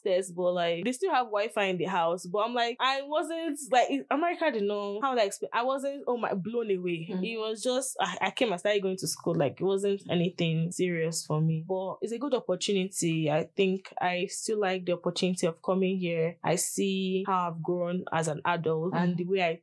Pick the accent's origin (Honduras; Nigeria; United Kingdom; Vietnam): Nigeria; English is a second language; moved away as an adult; now in Utah, United States; I'm Nigerian